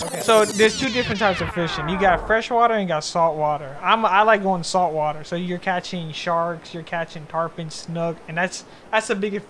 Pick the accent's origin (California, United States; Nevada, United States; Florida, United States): Florida, United States; Naples; And I'm from Naples, Florida, so I've been around the water all my life. I'm a beach bum.